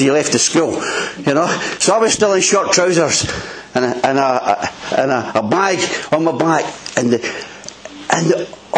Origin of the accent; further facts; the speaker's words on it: Bowness, United Kingdom; I'm from Bowness originally